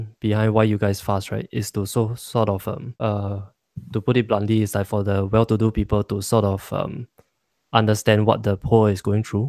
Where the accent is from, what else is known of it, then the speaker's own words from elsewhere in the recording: Singapore; sometimes the Singaporean Chinese a bit gray area, no? Because we pray to the Buddha and we also pray to Taoism.